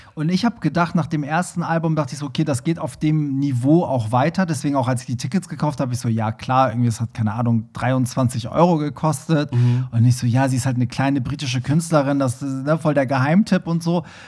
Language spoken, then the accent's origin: German; Hamburg, Germany; Ich komme ja auch aus Hamburg Bramfeld, also wir mhm. haben die mhm. gleichen Roots